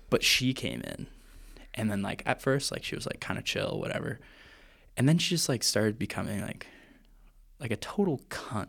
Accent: Vancouver, British Columbia, Canada; I'm from Vancouver, Canada

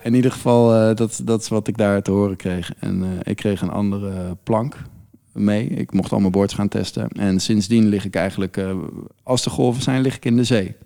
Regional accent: Friesland, Netherlands; now in The Hague, Netherlands; ik kom dus oorspronkelijk uit Friesland. Er zijn een hoop meren en dergelijke. En we hadden vroeger bootjes

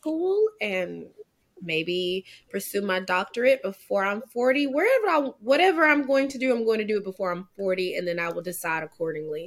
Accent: Daingerfield, Texas, United States; also born or lived in Kaysen, Texas; Born and raised in Kaysen, Texas. But I grew up in Dangerfield

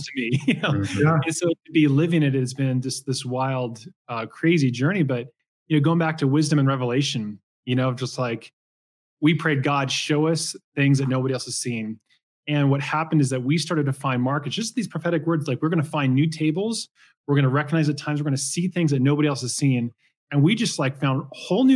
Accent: Portland, Oregon, United States; And I grew up in Portland, Oregon, like 30 minutes east.

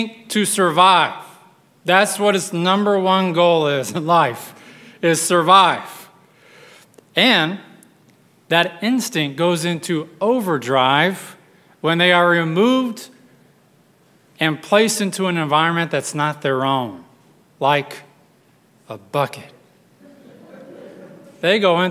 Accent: West Texas, United States; grew up in West Texas where the only crabs we saw were on the buffet at our local restaurant

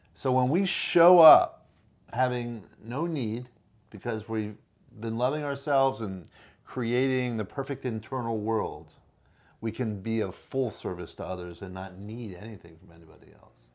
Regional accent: Miami, Florida, United States; Born and raised in Miami

